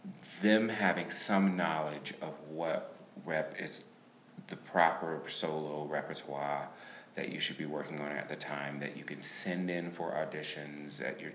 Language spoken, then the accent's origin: English; Macon, Georgia, United States; Macon, Georgia.